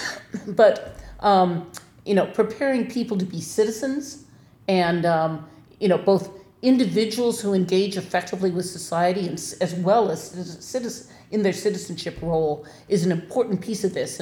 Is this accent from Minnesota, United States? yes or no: yes; Minnesota, United States; now in Wisconsin, United States; I am from Minnesota